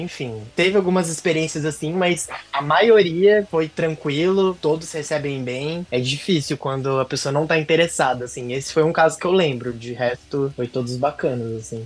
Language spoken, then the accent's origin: Portuguese; Presidente Prudente, São Paulo, Brazil; lá na minha cidade, por exemplo, em Prudente